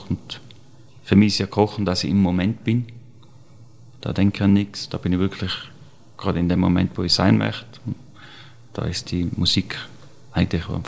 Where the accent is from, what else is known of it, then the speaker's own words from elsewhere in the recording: Tyrol, Austria; Mit 14 nach Wien als Tiroler, das ist ja unvorstellbar.